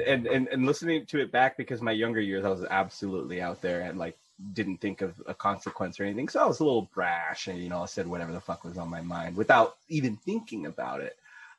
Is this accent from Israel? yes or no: no; Philippines; I'm Filipino. We have to smoke.